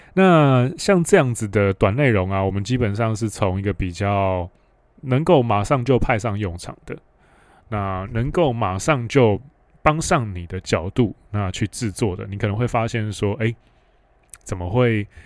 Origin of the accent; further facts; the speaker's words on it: Hualien, Hualien County, Taiwan; 我是在花莲长大